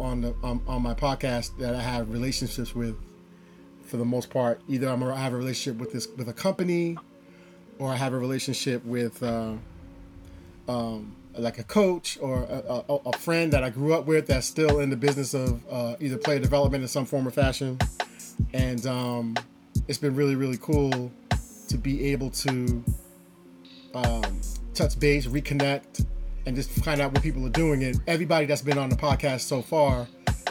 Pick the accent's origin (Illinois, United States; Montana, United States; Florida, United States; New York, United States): New York, United States; New Rochelle; I played at New Rochelle High School